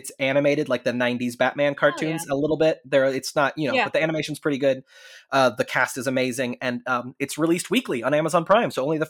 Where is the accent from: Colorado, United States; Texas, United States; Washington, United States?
Texas, United States; North; Dagny and I grew up in Texas. So I was like, it's North Texas. So we would get snow at least once a year, maybe twice a year if you were lucky.